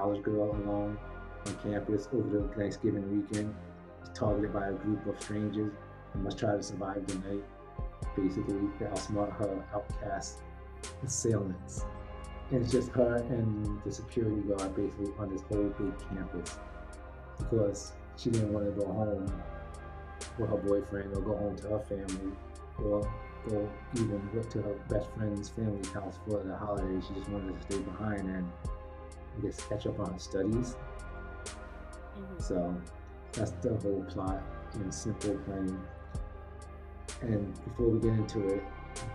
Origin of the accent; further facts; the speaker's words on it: New York City, New York, United States; my hometown, Staten Island, Shaolin